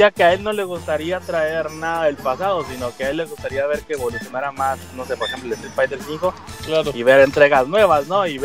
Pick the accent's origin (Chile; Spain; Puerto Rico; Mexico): Mexico; Somos de México.